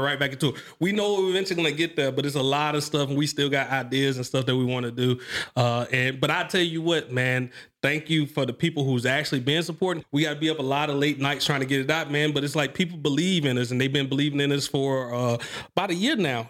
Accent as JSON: {"language": "English", "town": "Mobile", "region": "Alabama", "country": "United States", "said": "I come from Mobile, Alabama"}